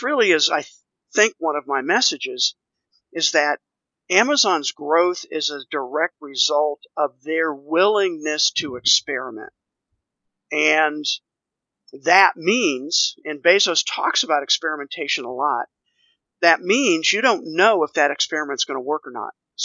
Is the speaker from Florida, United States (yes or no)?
no; Washington, District of Columbia, United States; moved away as an adult; also born or lived in Texas; now in Nashville, United States; both my wife and I grew up in the Washington, D.C. area